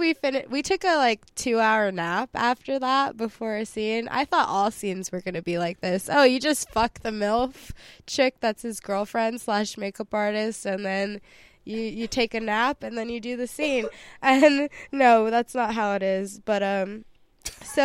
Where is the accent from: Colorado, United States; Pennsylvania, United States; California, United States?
California, United States; I grew up in California.